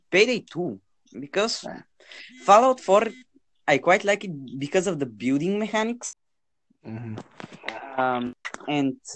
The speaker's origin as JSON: {"language": "English", "country": "United States", "said": "I am from the United States."}